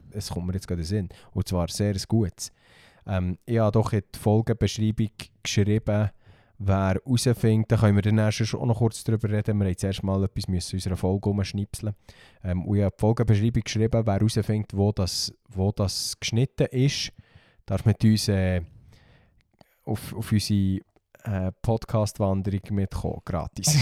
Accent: Bernese Oberland, Switzerland; bei uns im Berner Oberland

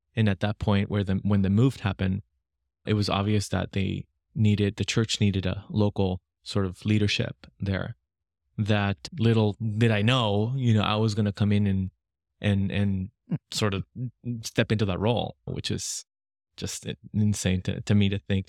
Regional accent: Lima, Peru; I was born and raised in Lima, Peru

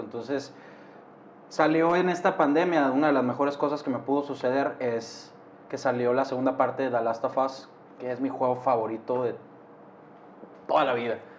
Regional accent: Hermosillo, Sonora, Mexico; soy de Hermosillo, Sonora

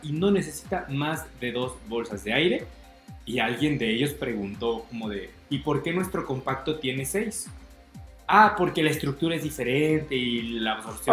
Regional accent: Mexico; si en mi país cuestan 20

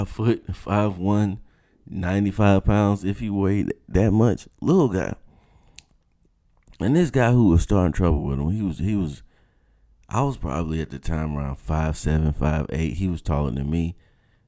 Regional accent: South Georgia, United States; When you're growing up in South Georgia, your recreational options are very limited

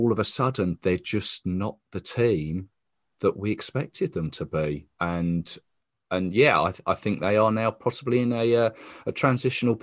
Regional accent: England, United Kingdom; As English

